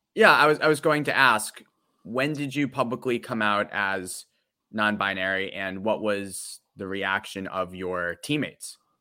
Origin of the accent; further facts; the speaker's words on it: Natick, Massachusetts, United States; I'm from Doug Fluty's hometown